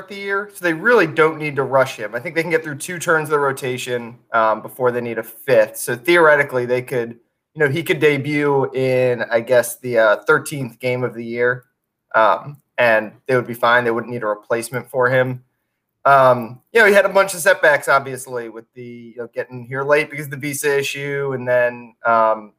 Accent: Montgomery County, Maryland, United States; moved away; I'm from Montgomery County, right outside D.C.

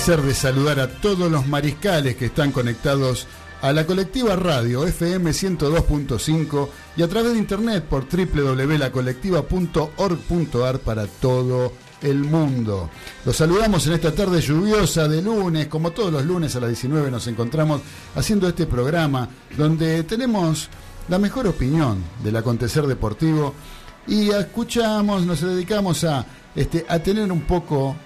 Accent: Buenos Aires, Argentina; yo me crié en Flores. En la Plaza Flores

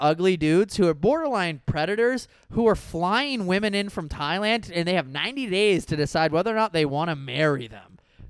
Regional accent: Iowa, United States; also born or lived in South Florida; now in Austin, United States; I'm from Iowa, but I'm not from like the middle of nowhere Iowa. Like we had like 30,000 people in my town, which is like big for Iowa.

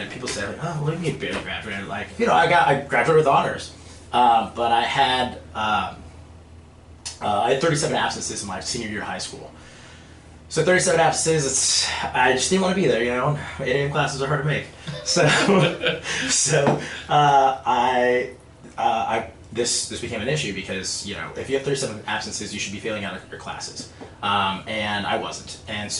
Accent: Los Angeles, California, United States; born and raised in Los Angeles, California. You know, land of movie stars, and I'm from the Valley

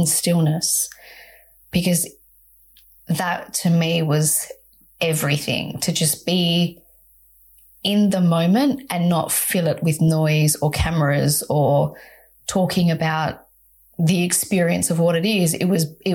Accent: Perth, Western Australia, Australia; growing up in Perth, Western Australia

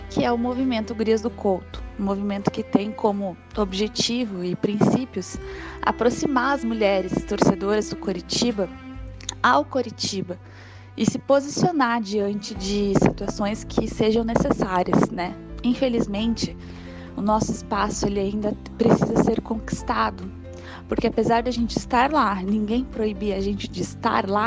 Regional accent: Curitiba, Paraná, Brazil; tenho 24 anos, sou de Curitiba, Paraná

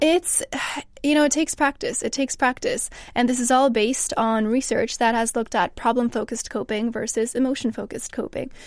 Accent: Canada; now in England, United Kingdom; I'm from Canada

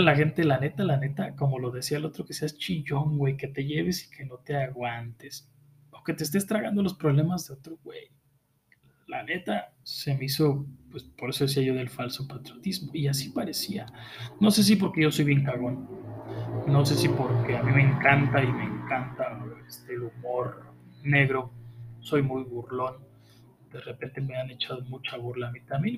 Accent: Mexico; tú mismo como mexicano

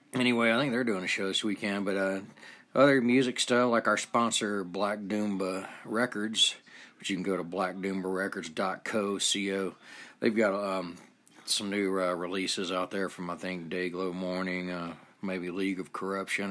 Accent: Atlanta, Georgia, United States; I grew up in Atlanta, Georgia

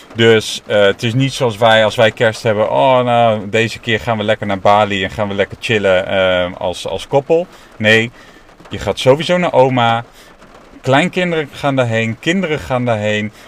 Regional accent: Netherlands; also born or lived in China; now in Amsterdam, Netherlands; ik ben gewoon een Nederlander

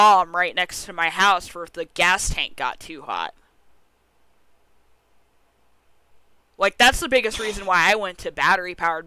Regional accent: United States; I'm fucking American.

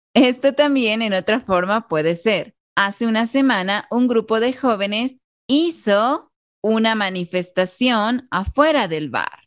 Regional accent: Guatemala; los guatemaltecos

